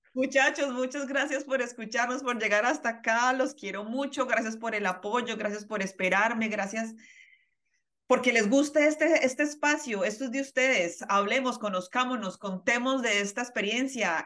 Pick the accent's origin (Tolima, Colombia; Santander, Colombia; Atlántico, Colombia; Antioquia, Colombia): Santander, Colombia; Bucaramanga; para los que somos de Bucaramanga